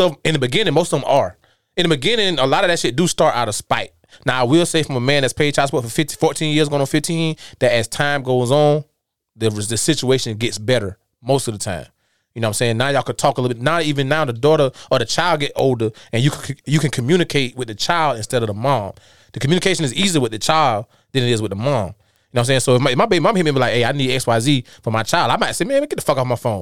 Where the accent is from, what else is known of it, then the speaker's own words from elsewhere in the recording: Darlington, South Carolina, United States; moved away; I came from South Carolina. I came from Darlington